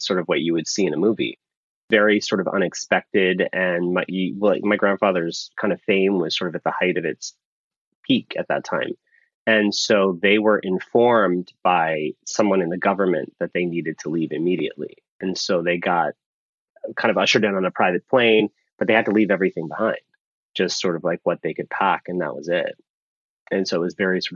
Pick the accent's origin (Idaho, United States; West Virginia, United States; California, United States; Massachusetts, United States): California, United States; San Francisco; also born or lived in Pakistan / Rochester, New York; I was raised, when my grandparents passed away, I was raised by my two aunts, and they lived in San Francisco. So when people say, where are you from? I say San Francisco